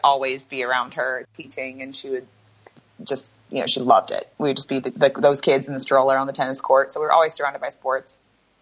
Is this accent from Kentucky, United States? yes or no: yes; Louisville, Kentucky, United States; moved away as an adult; I grew up in Louisville, Kentucky, and my mom is from Northern California. My dad's from Kentucky